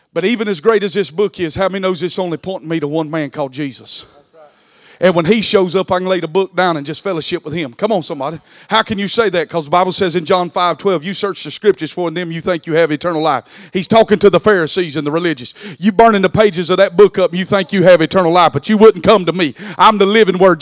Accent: Southeast Georgia, United States; accent: country; I was born in Southeast Georgia

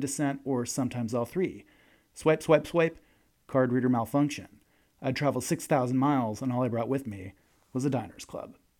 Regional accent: Long Island, New York, United States; now in Oregon, United States; I grew up on Long Island, only forty-five minutes from the Queen's border

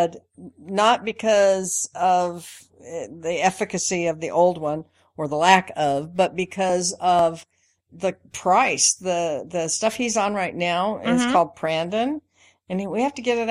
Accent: Spokane, Washington, United States; I grew up in Spokane. Well, actually in Washington State most of my life from the time I was about five.

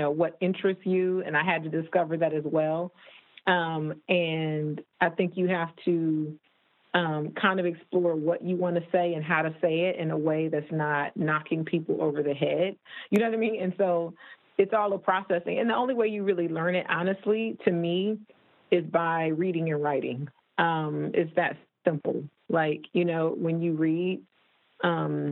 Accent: Toledo, Ohio, United States; moved away as an adult; also born or lived in Michigan / Chicago; now in Los Angeles, United States; I'm from Toledo, Ohio, and went to school in Michigan

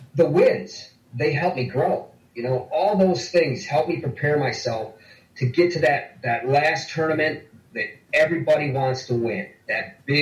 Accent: Olean, New York, United States; pretty close to Olean, to my hometown in New York.

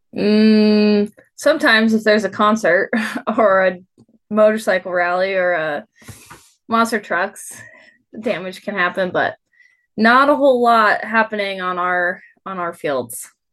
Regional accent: United States; moved away as an adult; also born or lived in North Dakota; now in Reno, United States; growing up in Tahoe

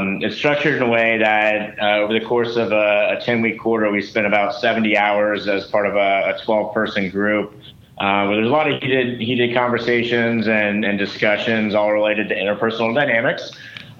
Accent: Cincinnati, Ohio, United States; moved away as an adult; also born or lived in North Carolina / Stanford, California; I grew up in Cincinnati, Ohio

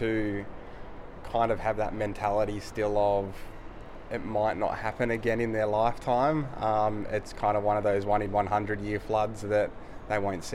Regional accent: Lismore, New South Wales, Australia; born and raised in Lismore.

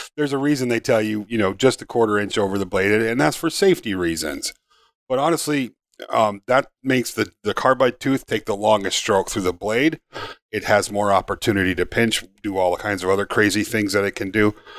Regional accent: Upper Peninsula of Michigan, United States; I grew up in Upper Michigan, there wasn't a hundred thousand people in the U P

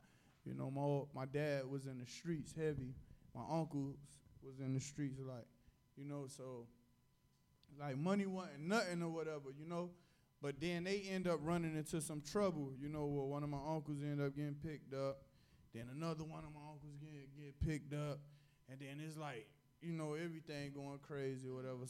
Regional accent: Miami, Florida, United States; I was born in Liberty City

